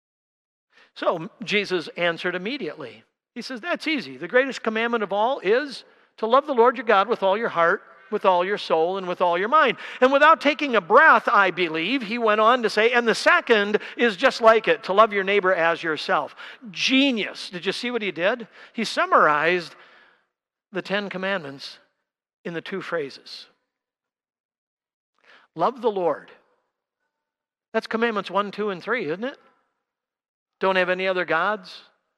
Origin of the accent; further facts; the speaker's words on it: Milwaukee, Wisconsin, United States; I grew up down in Milwaukee